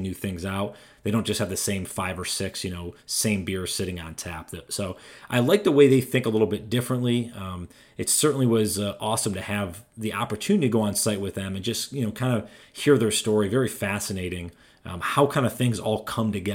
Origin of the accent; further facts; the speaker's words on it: Raleigh, North Carolina, United States; my hometown of Raleigh, North Carolina